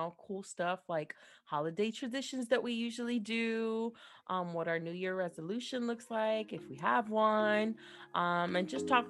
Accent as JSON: {"language": "English", "region": "New Jersey", "country": "United States", "tie": "born or raised there", "moved": "yes", "lives_now": "Florida, United States", "said": "I'm from New Jersey"}